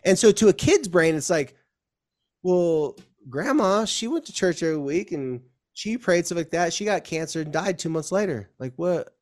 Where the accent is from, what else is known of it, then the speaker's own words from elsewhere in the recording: Southern California, United States; moved away as an adult; now in Utah, United States; where I came from, uh, Southern California